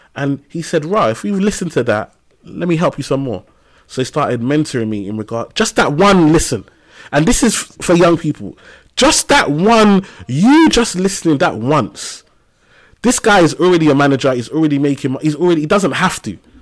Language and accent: English; London, United Kingdom; I grew up in Tower Hamlets, East London, and um, on a council estate in a place called Limehouse